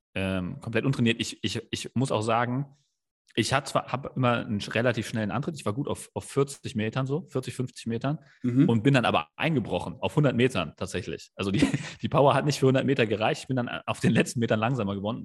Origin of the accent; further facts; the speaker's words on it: Kelkheim, Hesse, Germany; ich bin ja in Kerkheim im Taunus aufgewachsen, war, bin da auch zur Schule gegangen